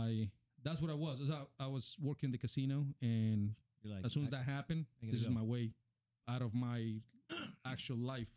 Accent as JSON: {"language": "English", "country": "Colombia", "tie": "born or raised there", "also_born_or_lived": "Miami, United States", "second_language": "English", "moved": "as an adult", "lives_now": "United States", "said": "I born in Miami in 1981. Mm-hmm. And then I moved to, then a year later or 2 years later, they moved me. I moved to Colombia with my family. And I grew up in Colombia."}